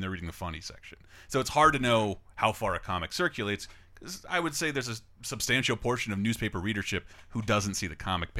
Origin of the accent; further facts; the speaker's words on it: Tallahassee, Florida, United States; moved away; I go back home to my hometown, the Tallahassee Democrat.